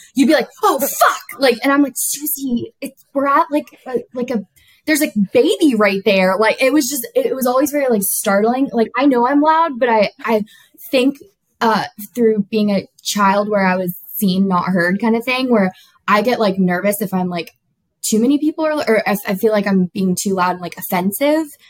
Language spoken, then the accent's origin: English; Florida Keys, United States; I grew up in South Florida, the southernmost point of Florida, um, the Keys